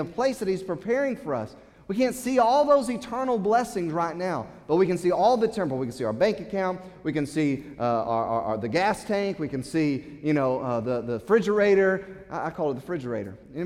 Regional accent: United States; As American Christians

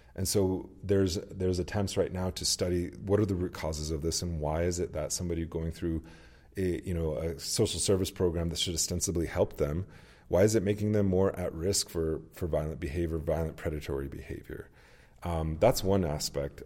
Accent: United States; as Americans and even as American Indians

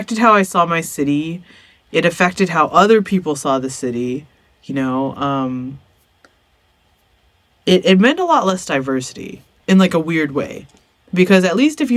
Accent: Arcadia, California, United States; growing up in Arcadia

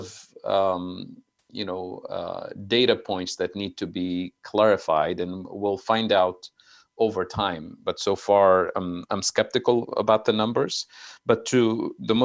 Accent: Tunisia; moved away; I'm originally from Tunisia

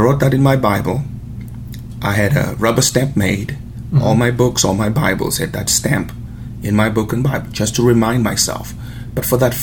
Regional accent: Zimbabwe; moved away; I was born in Zimbabwe, which was Rhodesia at the time, and pretty much grew up in a broken home

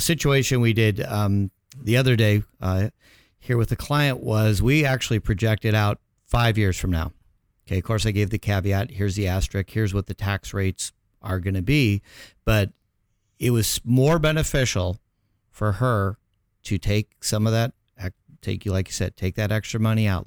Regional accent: Chicago, Illinois, United States; moved away as an adult; now in Orange County, United States; born and raised in Chicago

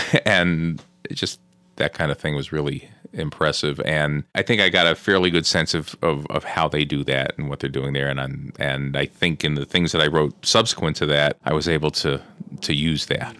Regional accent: New Jersey, United States; I grew up in New Jersey

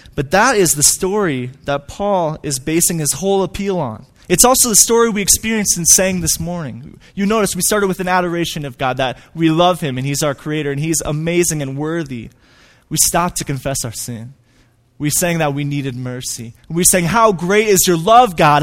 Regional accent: Hudson, Wisconsin, United States; moved away as an adult; now in Flagstaff, United States; I grew up in Hudson, Wisconsin.

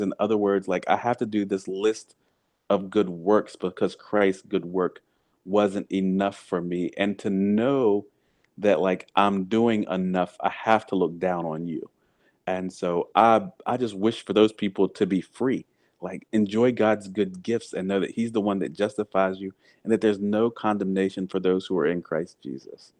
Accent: the South, United States; I grew up in the South on sweet tea

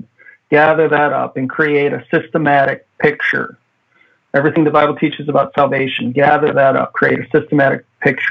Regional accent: Midwest, United States; moved away as an adult; now in Hawaii, United States; I'm a Midwesterner

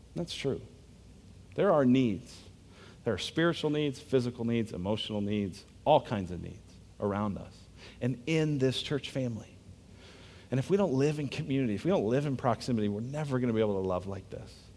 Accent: United States; I'm American

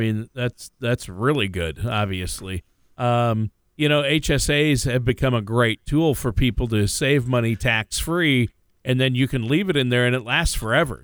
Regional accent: Minnesota, United States; also born or lived in Los Angeles; now in Tennessee, United States; I grew up in Minnesota, and then I lived in L A for a while

